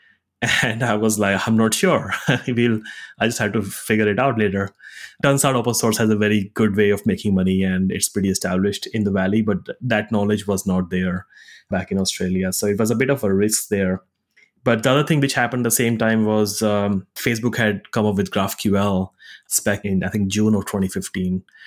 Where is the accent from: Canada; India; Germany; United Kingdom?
India; moved away as an adult; also born or lived in Singapore / Zurich, Switzerland / United States; I grew up in India, went to college in Singapore